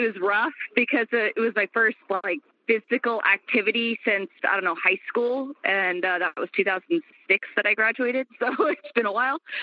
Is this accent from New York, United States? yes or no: no; Kansas City, Missouri, United States; moved away; also born or lived in Sacramento, California; I grew up in Kansas City, Missouri